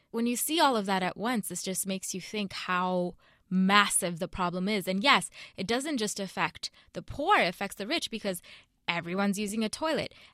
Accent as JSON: {"language": "English", "country": "India", "said": "As an Indian, uh, this is an issue that really does pain all of us."}